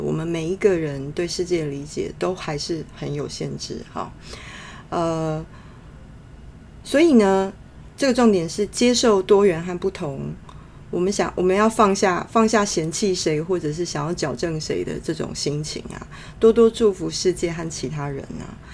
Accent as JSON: {"language": "Chinese", "country": "Taiwan", "tie": "born or raised there", "also_born_or_lived": "London, United Kingdom", "moved": "as an adult", "said": "在台湾土生土长 呃，到成年工作才去到那边的人"}